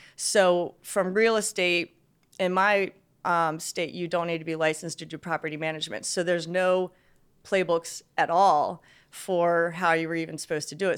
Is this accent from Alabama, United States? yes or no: no; Westminster, Maryland, United States; also born or lived in North Carolina; I was born in, in Maryland, uh, actually still in the same town I am right now.